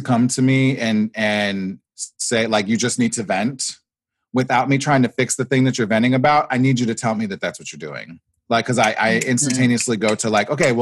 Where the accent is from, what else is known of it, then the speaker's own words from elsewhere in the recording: Nebraska, United States; I grew up in Nebraska, actually, of all places